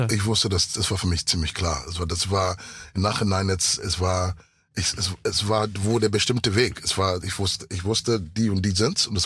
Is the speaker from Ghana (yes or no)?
yes; Ghana; first language English; German is a second language; Also ich bin in Ghana aufgewachsen mit, mit Englisch. Ich war auf der internationalen